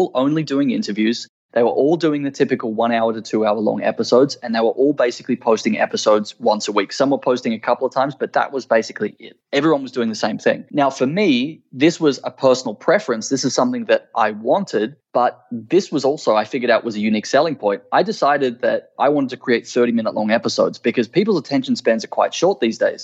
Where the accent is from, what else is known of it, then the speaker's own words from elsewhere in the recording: Australia; my home country of Australia